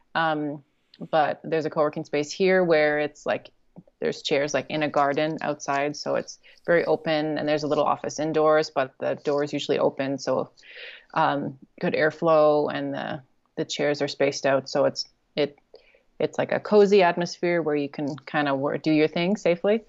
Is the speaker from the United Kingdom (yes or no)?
no; Canada; moved away as an adult; also born or lived in China / South Korea; I'm from Canada